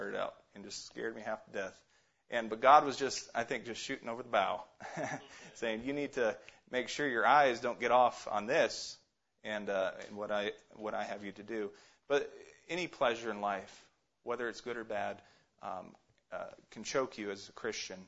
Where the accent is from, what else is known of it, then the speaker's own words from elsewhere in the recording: Alaska, United States; also born or lived in Ohio; Growing up in Alaska